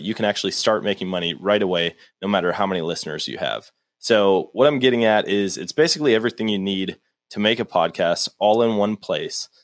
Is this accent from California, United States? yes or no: no; Wisconsin, United States; moved away; I grew up in Wisconsin.